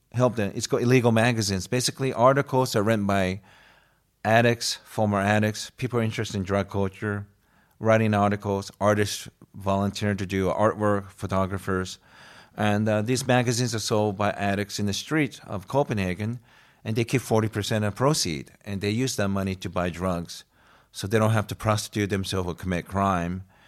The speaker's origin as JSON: {"language": "English", "country": "United States", "also_born_or_lived": "Sweden", "moved": "yes", "said": "I'm from the States."}